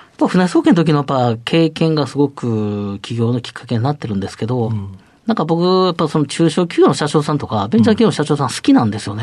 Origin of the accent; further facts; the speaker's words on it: Otsu, Shiga, Japan; 出身は滋賀県大津市です